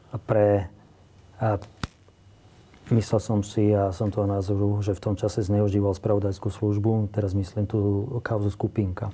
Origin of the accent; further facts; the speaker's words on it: Slovakia; ja som není moc rád niekedy, že som Slovák